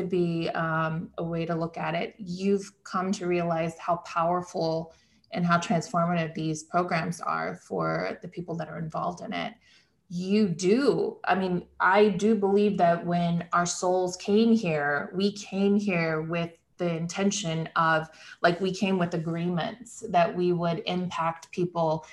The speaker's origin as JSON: {"language": "English", "region": "Midwest", "country": "United States", "said": "I come from the Midwest"}